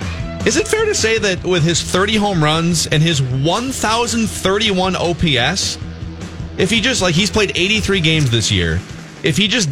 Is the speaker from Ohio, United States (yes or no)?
no; Minnesota, United States; as a Minnesotan, a tried and true Minnesotan